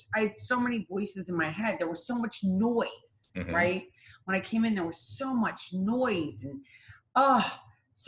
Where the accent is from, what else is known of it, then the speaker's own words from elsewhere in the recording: Midwest, United States; I'm from the Midwest.